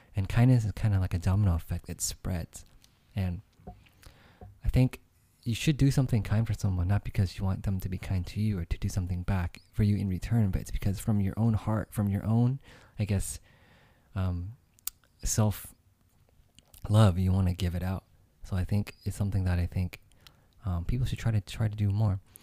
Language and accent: English; United States; I grew up here myself